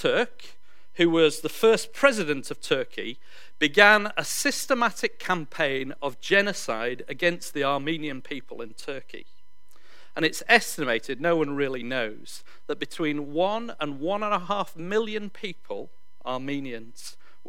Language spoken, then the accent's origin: English; Yorkshire and the Humber, United Kingdom; moved away as an adult; now in New Zealand; I come from Yorkshire in England.